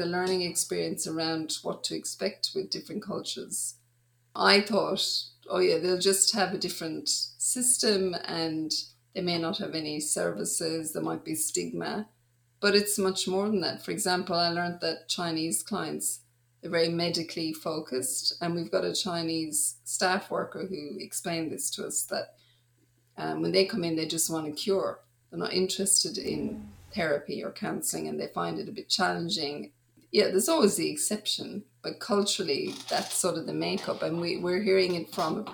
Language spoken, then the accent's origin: English; Ireland; moved away as an adult; also born or lived in Dublin; now in Australia; I grew up in Ireland, but then I spent a lot of my adult life in Australia.